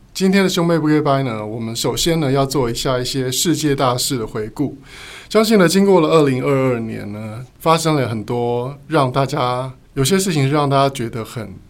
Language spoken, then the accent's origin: Chinese; Taiwan; 我们是台湾人嘛